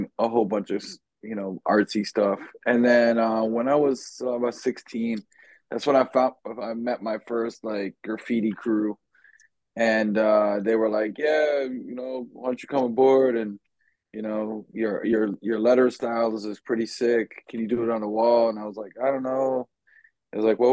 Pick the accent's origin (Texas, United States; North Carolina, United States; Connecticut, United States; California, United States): Connecticut, United States; Hartford; now in Miami, United States; I'm originally from Connecticut